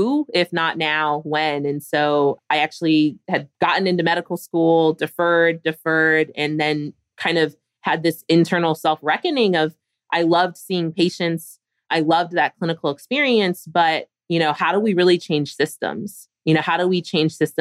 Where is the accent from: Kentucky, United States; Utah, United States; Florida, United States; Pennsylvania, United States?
Pennsylvania, United States; Philadelphia; I grew up in Philadelphia.